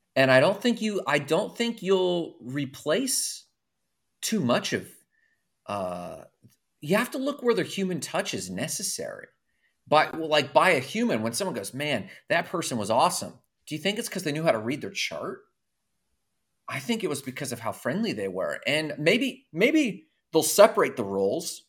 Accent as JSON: {"language": "English", "town": "Orlando", "region": "Florida", "country": "United States", "tie": "born or raised there", "said": "I grew up I was in Orlando in the boy band era"}